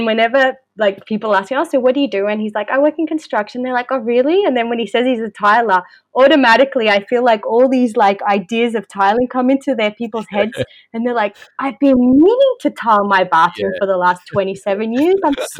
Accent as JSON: {"language": "English", "country": "Australia", "tie": "born or raised there", "also_born_or_lived": "Chile / Brisbane", "said": "I was born in Chile and came to Australia when I was 6. So my family migrated here. And yeah, so I call myself Australian"}